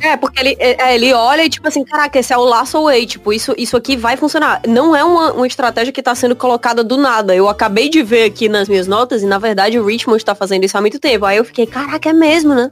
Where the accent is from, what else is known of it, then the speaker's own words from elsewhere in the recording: Brazil; sou brasileiro